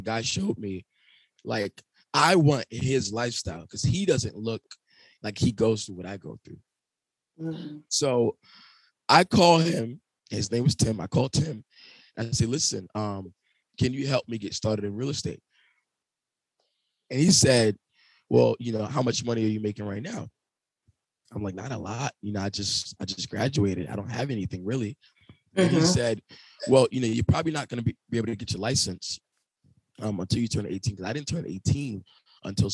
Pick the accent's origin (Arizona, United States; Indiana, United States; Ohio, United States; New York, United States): New York, United States; New York City; I'm from Brooklyn. Never been outside of Brooklyn